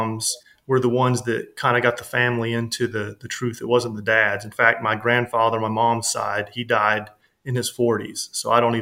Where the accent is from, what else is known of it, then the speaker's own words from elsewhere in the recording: the South, United States; growing up in the South, it's considered the Bible Belt